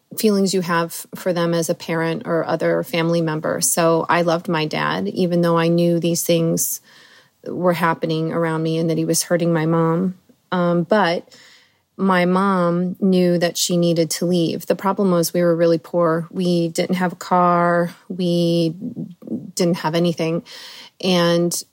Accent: Indiana, United States; also born or lived in Colorado; My mom divorced my father when I was about 4 or 5, and we moved to Indiana from Colorado.

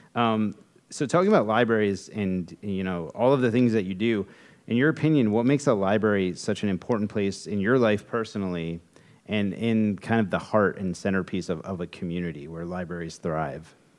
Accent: Westerly, Rhode Island, United States; I grew up in Westerly. You know, I went to school in Westerly. I was born in Westerly

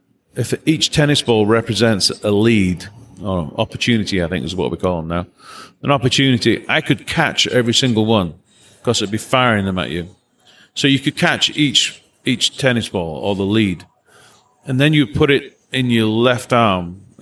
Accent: England, United Kingdom; now in Nashville, United States; Well, I'm from England. And, what are you doing in Nashville? Oh, I'm a drummer and I came here.

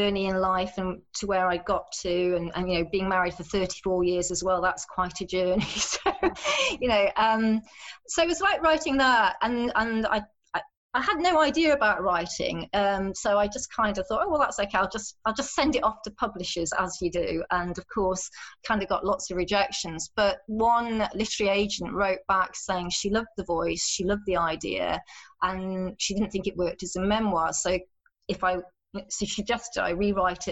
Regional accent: Sheffield, Yorkshire and the Humber, United Kingdom; also born or lived in Dijon / Moscow; ended up back in Sheffield, which is my hometown

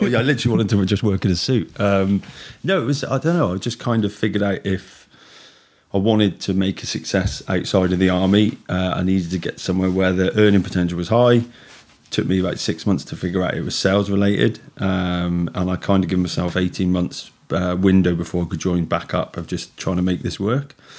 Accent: Hanwood, West Midlands, United Kingdom; I grew up in Hanwood

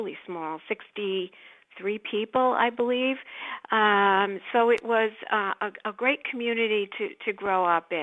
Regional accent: Center Moriches, New York, United States; I did grow up on the East End, actually. I grew up in Center Moriches.

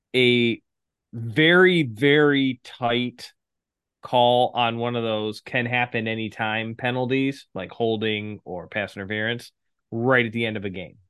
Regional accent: Detroit, Michigan, United States; coming to you live from my hometown, the Motor City, Detroit, Michigan

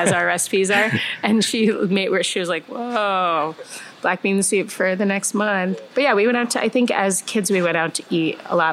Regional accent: Connecticut, United States; moved away as an adult; now in Chicago, United States; I was born in Chicago, but grew up in Connecticut

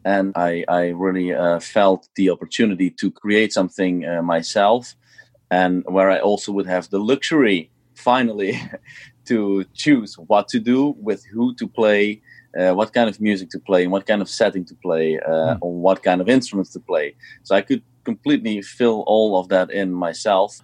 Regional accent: Eindhoven, North Brabant, Netherlands; i played here in my hometown uh, in eindhoven where i used to play when i was younger

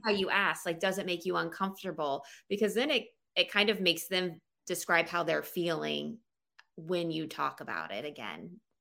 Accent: Florida, United States; moved away as an adult; also born or lived in South Alabama; now in Pennsylvania, United States; I grew up in Florida

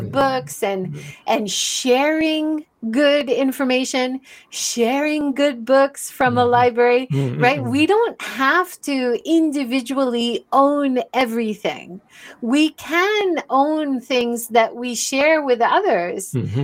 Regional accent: United States; now in Japan; growing up in America

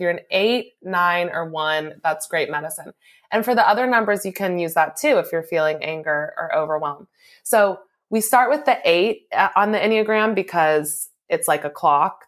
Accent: Louisville, Kentucky, United States; moved away as an adult; also born or lived in New Mexico; I'm originally from Louisville, and so I moved back home here from New Mexico

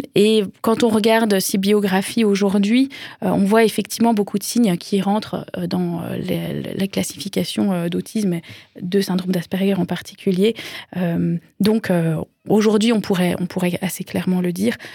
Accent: France; chez nous en France

